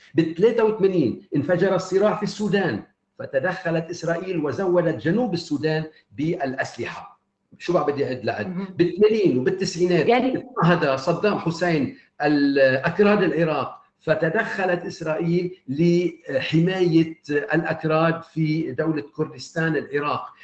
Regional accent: Lebanon; أنا أتحدث كلبناني

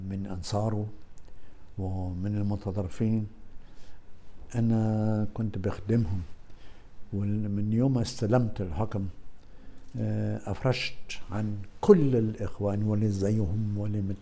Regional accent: Egypt; انا في الاخر اقولها بصراحه مصري اكثر من انا مصري اكثر مني عربي

